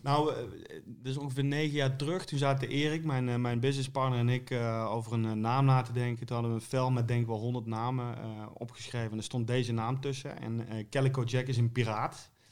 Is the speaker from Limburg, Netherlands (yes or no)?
yes; Venlo, Limburg, Netherlands; Ik kom uit Venlo